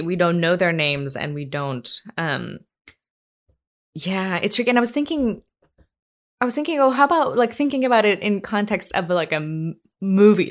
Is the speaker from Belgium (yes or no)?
no; India; moved away; growing up in India, I mean, like, when I was a kid